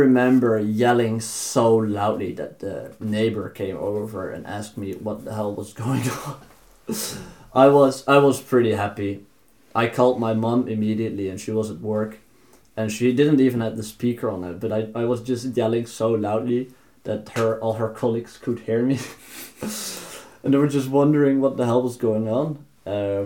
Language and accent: English; Netherlands; moved away as an adult; now in Norway; I'm from the Netherlands. I'm here now.